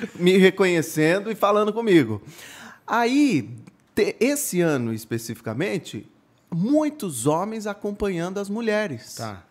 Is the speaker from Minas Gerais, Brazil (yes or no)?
no; Itu, São Paulo, Brazil; Eu, eu nasci em São Paulo, mas fui morar em Itu por conta do trabalho do meu pai. E, e eu comecei numa rádio comunitária lá aos 12 anos